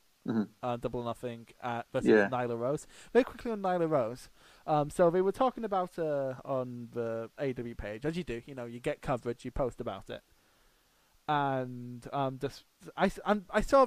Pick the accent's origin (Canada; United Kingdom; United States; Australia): United Kingdom; Scotland; I'm from Scotland.